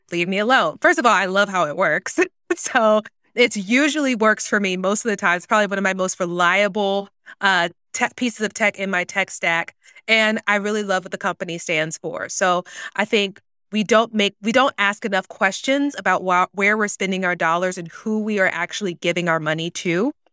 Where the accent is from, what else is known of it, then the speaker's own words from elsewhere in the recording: the South, United States; growing up in the South, Black woman